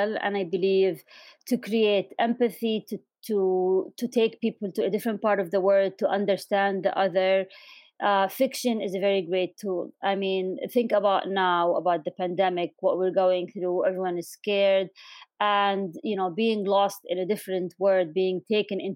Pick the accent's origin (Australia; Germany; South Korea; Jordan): Jordan; Amman, Amman Governorate; moved away as an adult; also born or lived in United Kingdom / Doha, Qatar; now in Washington, D.C., United States; I was born in Amman, Jordan, in the late 70s. So now everyone knows how old I am. And I grew up in, back when Amman was really small